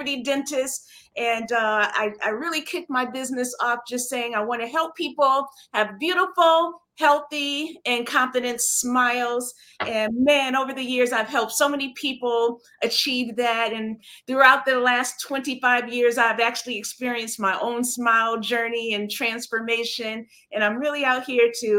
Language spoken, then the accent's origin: English; Flint, Michigan, United States; moved away as an adult; now in New York City, United States; I'm here, I'm in New York, I'm from Flint, Michigan